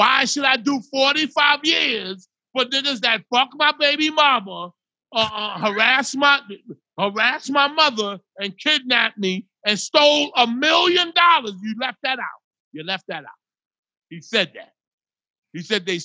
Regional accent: New Jersey, United States; We used to come from Jersey

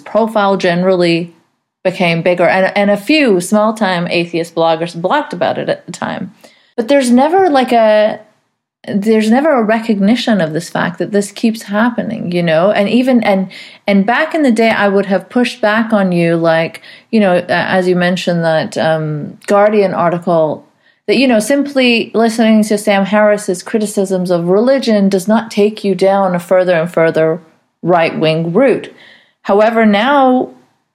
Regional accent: Saudi Arabia; I grew up in Saudi Arabia

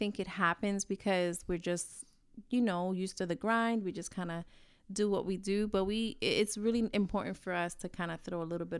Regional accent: New York, United States; I'm from New York. You know how it is. We talk with our hands.

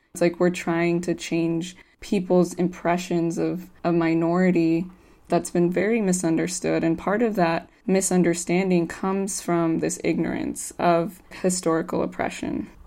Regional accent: United States; as an American growing up in the U S and the U S education system

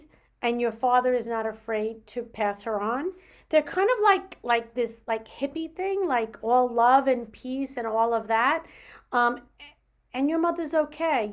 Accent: New York, United States; I'm a New Yorker

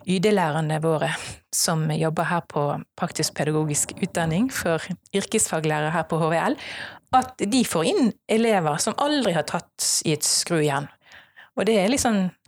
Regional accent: Strileland, Vestland, Norway; jeg er en stril

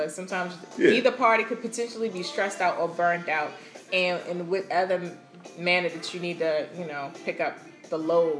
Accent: Baltimore, Maryland, United States; I'm born and raised in Baltimore.

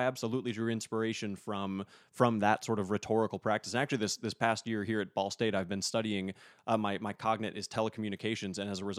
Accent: Minot, North Dakota, United States; Yes, it is Minot, North Dakota.

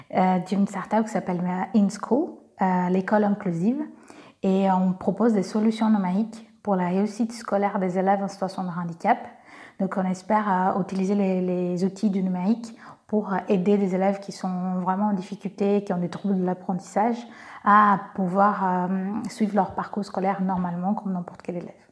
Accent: Brazil; accent: Brazilian; French is a second language; now in France; je suis brésilienne, j'ai un petit accent

